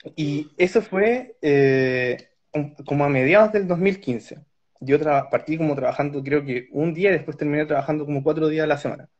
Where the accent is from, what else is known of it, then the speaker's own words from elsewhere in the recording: Santiago, Santiago Metropolitan Region, Chile; moved away as an adult; now in Karlsruhe, Germany; soy de Santiago de Chile, soy esposo de Daniela, con quien vivimos acá en la ciudad de Karlsruhe